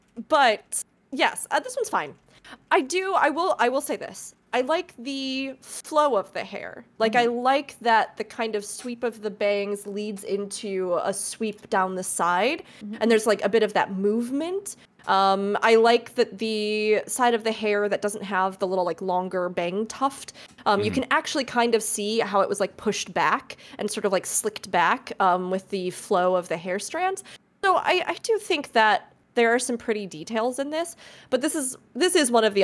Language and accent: English; Midwest, United States; Well, that's also because I know you're from the Midwest, Fusion, as I am, so...